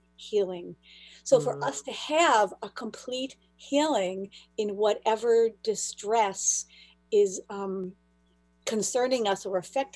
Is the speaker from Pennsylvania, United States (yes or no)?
no; Buffalo, New York, United States; moved away as an adult; also born or lived in Israel; now in Boston area, United States; I'm from Buffalo, New York originally, and then I lived in Israel for 5 years. And when I came back, I moved to the Boston area